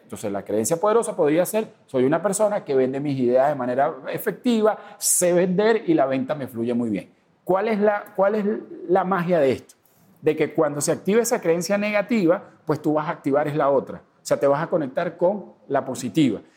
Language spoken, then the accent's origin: Spanish; Venezuela; moved away as an adult; yo tengo cuatro años que salí de, de Venezuela